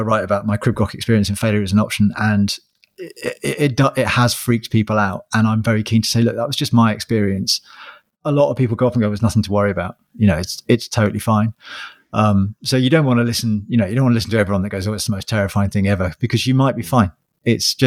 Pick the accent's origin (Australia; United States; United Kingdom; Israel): United Kingdom; Sussex, South East England; I'm from Sussex